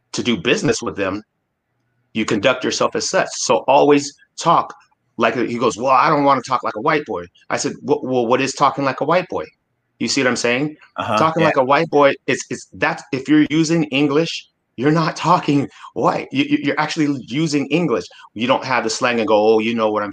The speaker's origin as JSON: {"language": "English", "town": "Anchorage", "region": "Alaska", "country": "United States", "tie": "born or raised there", "said": "I grew up in Alaska and in Anchorage, Alaska"}